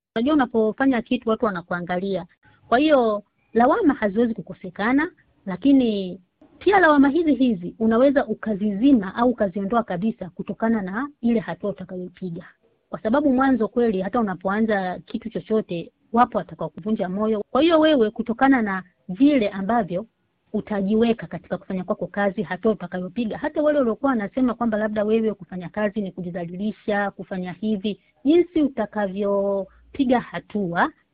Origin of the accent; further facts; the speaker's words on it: Tanzania; moved away as an adult; sisi kule nyumbani nyumbani kwetu Tanzania